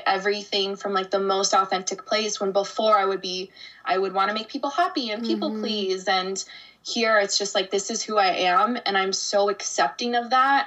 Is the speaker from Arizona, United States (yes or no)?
yes; Arizona, United States; moved away as an adult; I grew up in Arizona. So I was there for 29 years